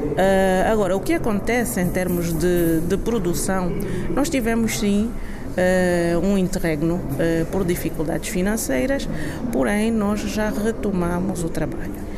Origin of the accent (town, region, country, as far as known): Angola